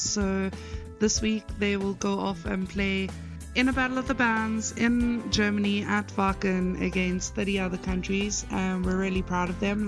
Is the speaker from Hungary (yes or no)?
no; South Africa; I'm a South African metal promoter